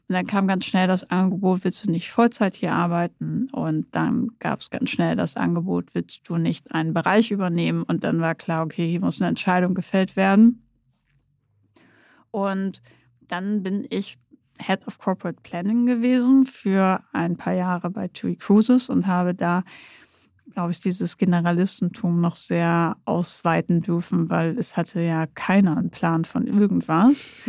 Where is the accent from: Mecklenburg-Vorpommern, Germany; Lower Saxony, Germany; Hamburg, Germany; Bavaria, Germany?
Lower Saxony, Germany; East Frisia; Ich bin Ostfriesen und nicht weit weg.